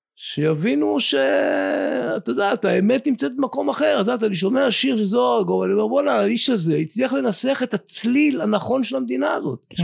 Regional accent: Afikim, Northern District, Israel; אני כקיבוצניק מאפיקים, שגדל בעמק הירדן

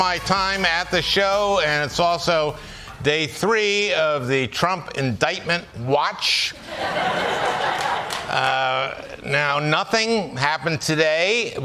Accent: Minnesota, United States; my home state of Minnesota

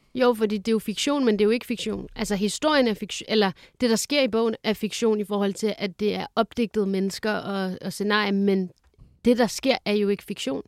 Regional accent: Lyngby, Capital Region of Denmark, Denmark; also born or lived in Fredericia; jeg er vokset op i Lyngby

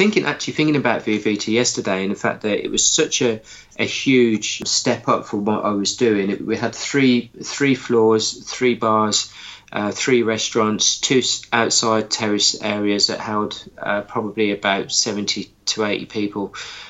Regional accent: Birmingham, West Midlands, United Kingdom; accent: hybrid; Went to my home town of Birmingham, if you can't tell by my accent, which is a bit of a hybrid accent these days

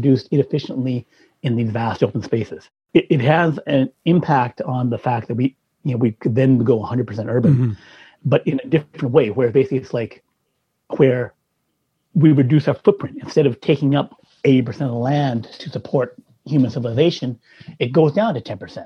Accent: Saskatchewan, Canada; moved away; I was from Canada in, you know, the Midwest, Saskatchewan

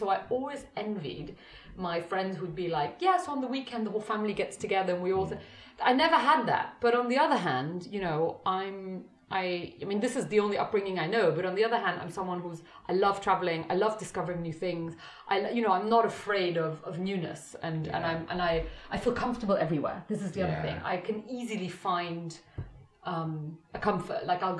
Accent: Brussels, Brussels-Capital Region, Belgium; I think also growing up in Brussels, you know, which is the center of the European Union.

